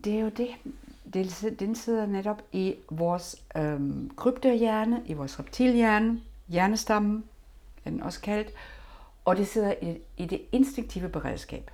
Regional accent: Germany; now in Denmark; jeg har selvfølgelig min egen historie som tysker

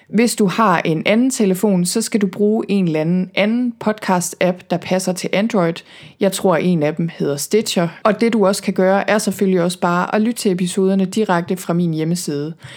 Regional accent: Thy, North Denmark Region, Denmark; moved away as an adult; also born or lived in Copenhagen / Vancouver, Canada; jeg er selv født og opvokset i Thy, og er vokset op på landet

